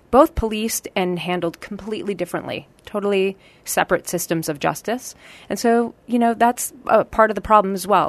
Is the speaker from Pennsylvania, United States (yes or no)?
no; Marin County, California, United States; also born or lived in Los Angeles, California; I grew up in Marin County, California.